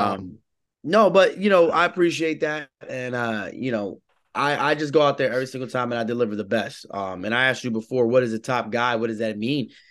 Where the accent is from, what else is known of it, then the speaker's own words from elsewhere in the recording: New York City, New York, United States; I'm originally from the Bronx